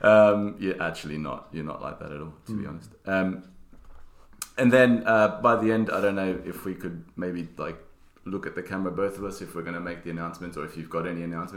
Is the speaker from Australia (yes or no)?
yes; Australia; I'm full Aussie. Sorry. Like as in I was born there and then I have Italian parents.